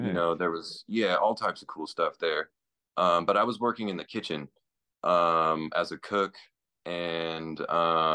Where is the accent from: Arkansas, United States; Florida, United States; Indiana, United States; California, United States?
California, United States; Indio; now in Vista, United States; I grew up in Indio, a desert